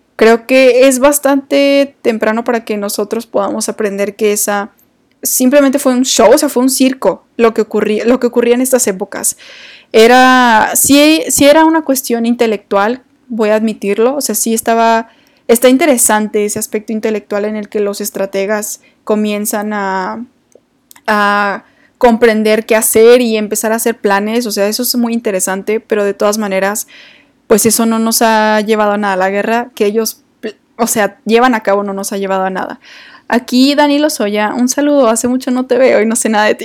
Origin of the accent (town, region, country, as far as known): Mexico